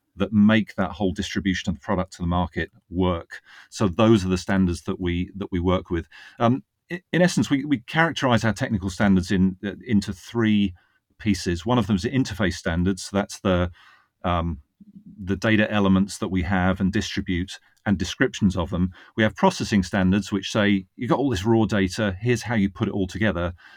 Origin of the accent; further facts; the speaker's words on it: Northwood, East of England, United Kingdom; moved away as an adult; also born or lived in Reading; now in Virginia, United States; That was in Northwood. um, which is in Hertfordshire.